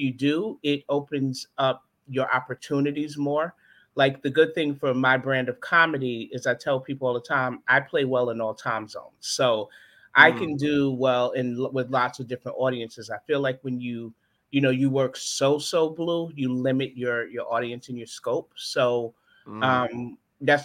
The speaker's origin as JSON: {"language": "English", "town": "New York City", "region": "New York", "country": "United States", "tie": "born or raised there", "moved": "as an adult", "lives_now": "Charlotte, United States", "said": "I grew up in Brooklyn, New York. And I grew up in Brownsville"}